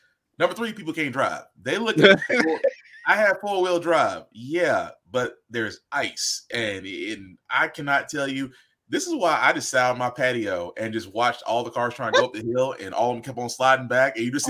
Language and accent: English; the South, Southern United States, United States; now in Tennessee, United States; As a Southerner, I'm not trying to clown on Northern people because as Southern people, we ain't built for this.